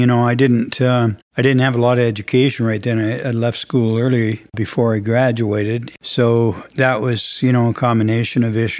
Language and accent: English; Saskatchewan, Canada; moved away; also born or lived in Edmonton, Alberta / Uranium City; I was born and raised in Saskatchewan, but my mom and dad were separated and I lived with my mother and we had moved to Edmonton in 1959